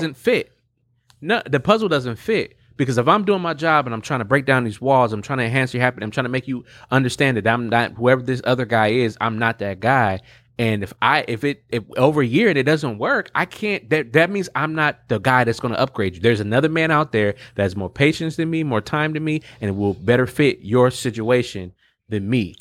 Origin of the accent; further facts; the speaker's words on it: Milwaukee, Wisconsin, United States; I'm from Milwaukee